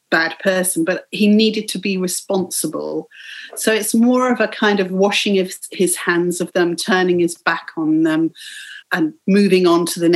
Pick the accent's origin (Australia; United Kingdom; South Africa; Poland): United Kingdom; England; growing up in England.